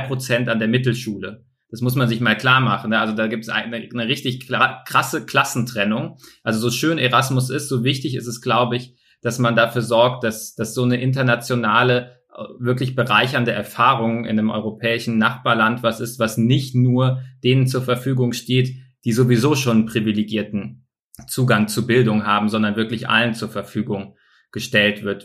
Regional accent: Bavaria, Germany; bei uns in Bayern

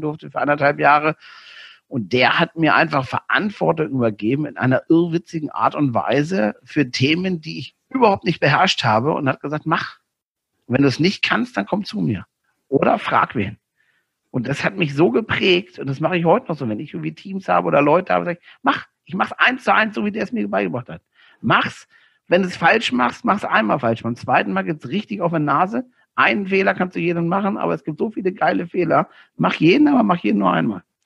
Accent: Northern Germany, Germany; moved away; als Norddeutscher

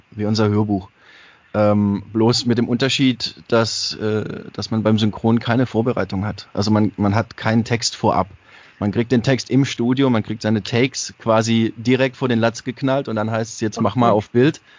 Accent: Baden-Württemberg, Germany; accent: Swabian; Also ich habe auch Dialekt gesprochen und alles. Also es war jetzt für mich nicht so, also ich war schon Schwabe halt.

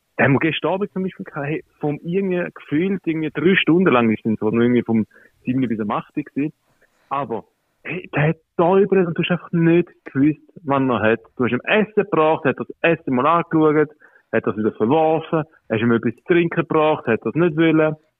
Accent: Switzerland; also born or lived in Calabria, Italy (parents); ich bin ja da in der Schweiz geboren. Genau. Also klassisch Secondo. Aber ja, meine Eltern äh, aus äh, Bedel, Süditalien, aus Kalabrien.

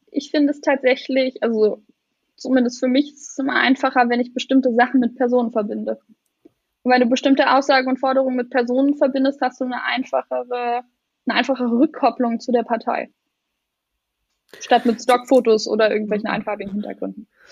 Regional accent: Lusatia, Brandenburg, Germany; Ich komme aus Brandenburg, aus der Lausitz

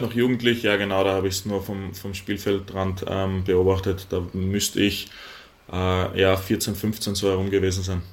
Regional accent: Graz, Styria, Austria; moved away as an adult; now in Eisenach, Germany; Ich bin gebürtig, gebürtiger Grazer, bin dort geboren, aufgewachsen

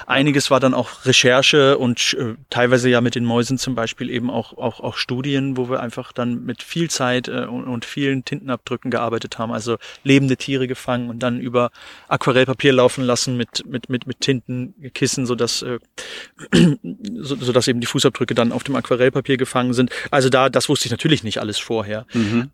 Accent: Hildesheim, Lower Saxony, Germany; ich bin eben in Hildesheim in der Stadt geboren

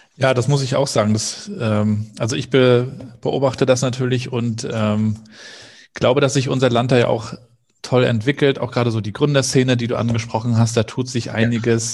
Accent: Rostock, Mecklenburg-Vorpommern, Germany; als Rostocker

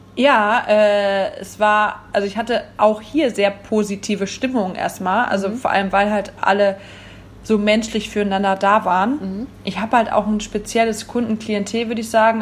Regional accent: Wipperfürth, North Rhine-Westphalia, Germany; moved away as an adult; now in Cologne, Germany; ich bin nicht Urkölsch. Ähm, ich komme aus Wipperfürth. Oberbergischer Kreis

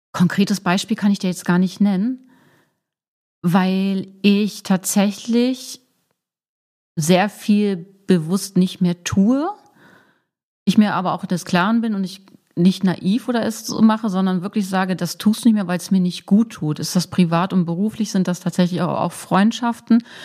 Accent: Braunschweig, Lower Saxony, Germany; moved away as an adult; now in Hamburg, Germany; ich komme aus Braunschweig, Braunschweig-Wolfsburg ist sehr nah

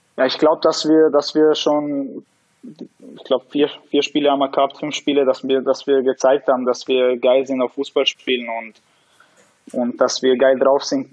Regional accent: Austria; bin in Österreich geboren, ich, ich bin aufgewachsen hier

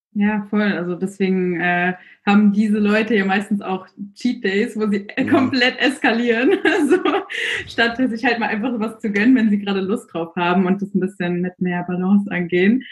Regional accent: near Frankfurt, Hesse, Germany; moved away as an adult; now in Amsterdam, Netherlands; ich komme genau aus der Nähe von Frankfurt eigentlich ursprünglich, wohne aber seit diesem Jahr in Amsterdam

